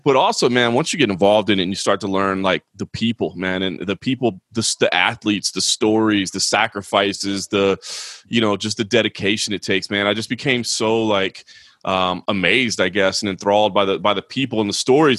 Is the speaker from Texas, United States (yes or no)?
yes; Dallas, Texas, United States; I grew up in Dallas